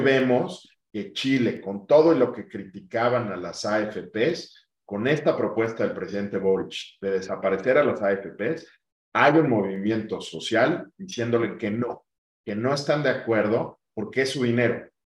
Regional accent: Mexico; yo quiero seguir aportando al sector financiero mexicano en mi país

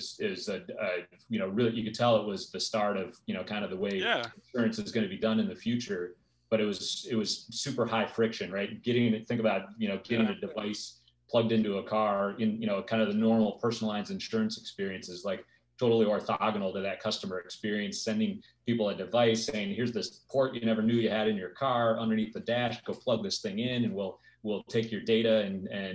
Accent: Detroit, Michigan, United States; moved away as an adult; now in Orange County, United States; I grew up in Detroit and then moved out to Orange County in 2000

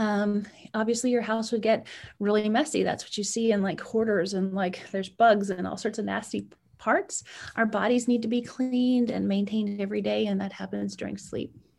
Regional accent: Edmonton, Alberta, Canada; moved away as an adult; now in United States; I was born in Edmonton, Alberta, Canada

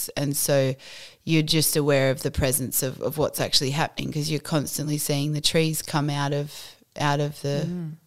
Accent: the Tarkine, northwest Tasmania, Australia; I grew up in the Tarkine, which is it's like a massive, actual huge temperate rainforest that is sort of sprawls across the whole northwest of Tassie.

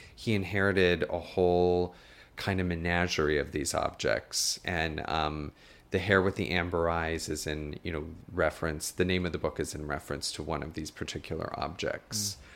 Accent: South Dakota, United States; moved away as an adult; also born or lived in Westchester; now in New York, United States; growing up in South Dakota

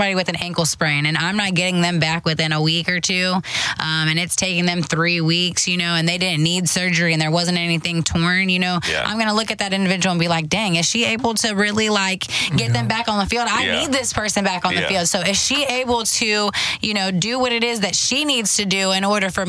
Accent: Houston, Texas, United States; I'm from Houston, Texas, and now I'm working with, you know, some of these big sports in my city

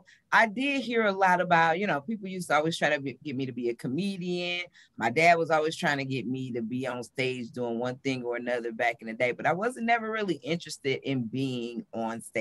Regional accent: Detroit, Michigan, United States; moved away as an adult; now in Charlotte, United States; born and raised in Detroit, Michigan

